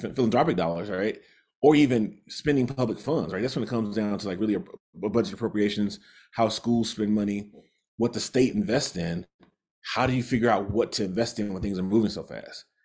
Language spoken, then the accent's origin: English; the industrial Midwest, United States; moved away as an adult; now in Utah, United States; I grew up in the Midwest, part of the, sort of the industrial Midwest and the Rust Belt